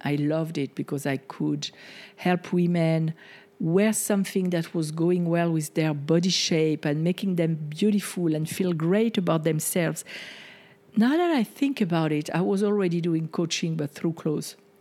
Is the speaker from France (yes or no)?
yes; France; moved away; the way that I was conditioned growing up in France